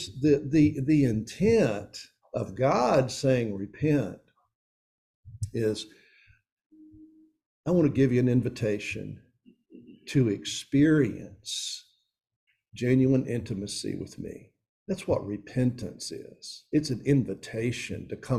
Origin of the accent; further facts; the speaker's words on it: East Tennessee, United States; moved away as an adult; also born or lived in Philadelphia, Pennsylvania; now in Jackson, United States; I grew up in East Tennessee